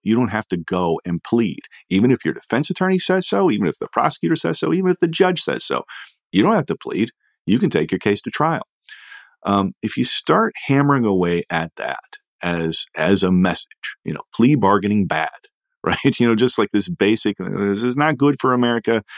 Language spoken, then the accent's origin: English; Indiana, United States; my home state of Indiana